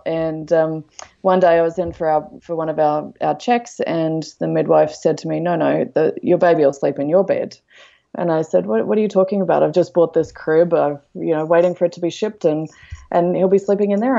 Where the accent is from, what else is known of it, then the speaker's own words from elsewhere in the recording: Australia; moved away as an adult; also born or lived in London, United Kingdom; now in Canada; I'm originally from Australia